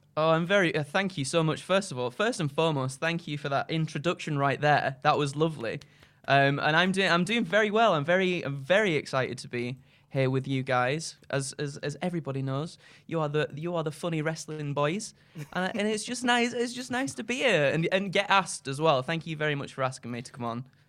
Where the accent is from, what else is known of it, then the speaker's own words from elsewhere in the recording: Skipton, Yorkshire and the Humber, United Kingdom; I'm from Yorkshire, a little town, uh, called Skipton in North Yorkshire.